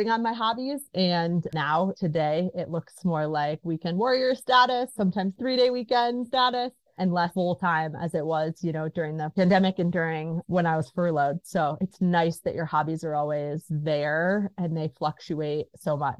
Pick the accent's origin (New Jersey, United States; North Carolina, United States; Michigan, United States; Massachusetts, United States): Michigan, United States; moved away as an adult; now in Montana, United States; I grew up in Michigan